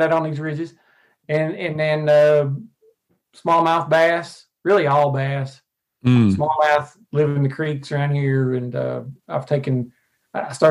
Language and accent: English; Arkansas, United States; I lived in Arkansas my entire life. I actually live now about 45 minutes from the place I was born.